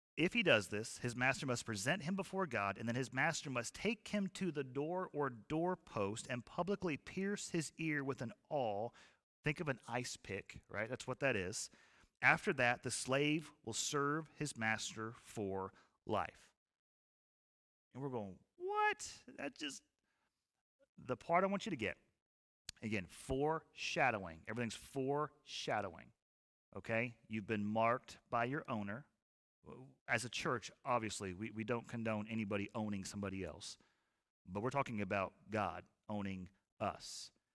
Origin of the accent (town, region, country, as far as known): United States